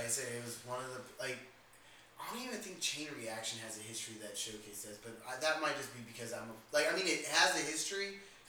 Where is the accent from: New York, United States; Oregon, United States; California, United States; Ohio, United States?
California, United States; Corona; moved away as an adult; oh, where'd you grow up? And, you know, what was your scene at or whatever? And they're like, oh, Corona. They're like, oh, really? Like, shit. He's like, but how old are you? I'm like, oh, 27.